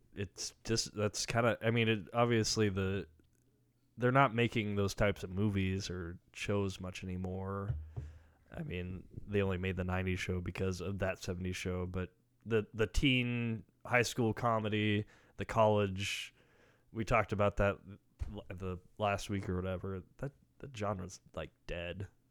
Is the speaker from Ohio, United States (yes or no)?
no; near Grand Island, Nebraska, United States; now in Lincoln, United States; that's the closest town to where I'm from